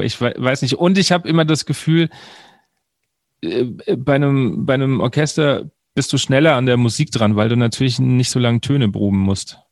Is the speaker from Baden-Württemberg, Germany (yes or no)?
no; Wiesbaden, Hesse, Germany; ich komme ja aus Wiesbaden